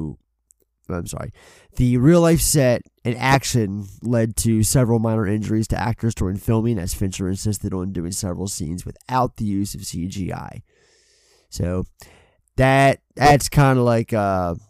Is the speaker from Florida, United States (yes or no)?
no; Baltimore, Maryland, United States; I'm a Baltimore guy. Obviously, we're both from Baltimore.